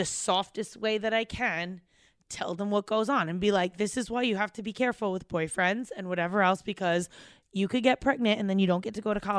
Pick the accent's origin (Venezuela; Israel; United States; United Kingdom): United States; New Jersey; And I grew up in Jersey.